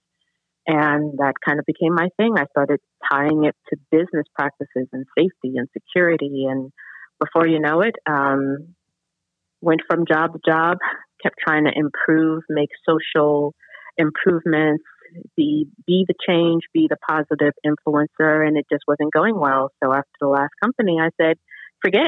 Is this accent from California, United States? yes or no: no; New York City, New York, United States; moved away; I am originally from Brooklyn, New York, Brownsville, Howard Houses, CS-298